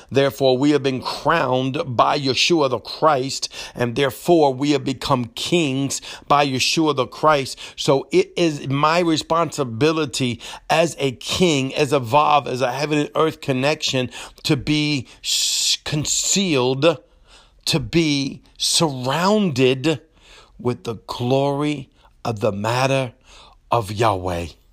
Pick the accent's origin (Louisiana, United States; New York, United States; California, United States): Louisiana, United States; Cajun; accent: Cajun English; I'm broken Cajun English